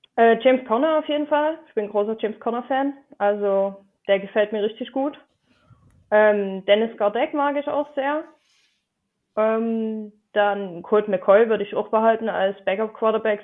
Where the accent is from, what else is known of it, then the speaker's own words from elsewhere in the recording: Dresden, Saxony, Germany; Ich äh, komme aus Dresden. Hm. Und äh, ich hoffe, man hört meinen Akzent nicht zu sehr